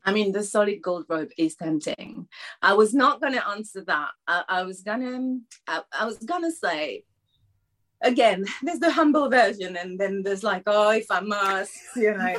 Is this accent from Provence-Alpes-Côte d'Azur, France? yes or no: no; Paris, Île-de-France, France; now in Ramsgate, United Kingdom; I think Paris is still my hometown